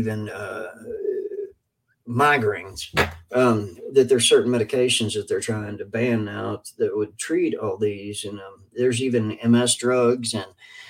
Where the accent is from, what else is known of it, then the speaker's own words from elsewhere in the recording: Kentucky, United States; I am from Kentucky